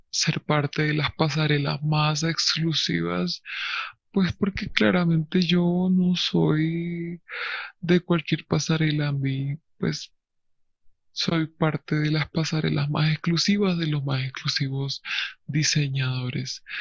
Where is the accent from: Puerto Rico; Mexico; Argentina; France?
France; Lyon, Auvergne-Rhône-Alpes; Spanish is a second language; Pues yo soy francés, yo crecí en Francia desde que tengo memoria, pero y pues gracias a esto, gracias a que crecí en un pequeño pueblo llamado Lyon, siempre fui como muy distinto